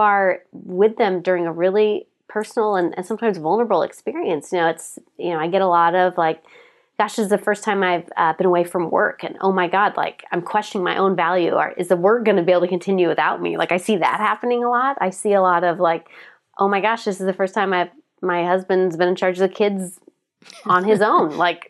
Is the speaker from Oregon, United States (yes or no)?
yes; Portland, Oregon, United States; come from Portland, we do things always a little different here.